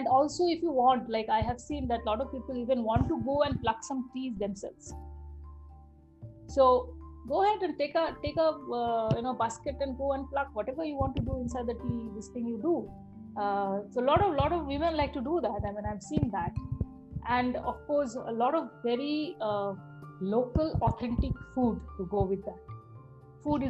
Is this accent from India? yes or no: yes; India; I am from India